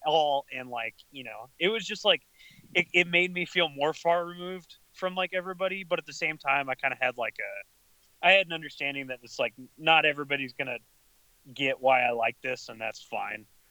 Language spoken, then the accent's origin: English; Lubbock, Texas, United States; I'm from Lubbock, like Texas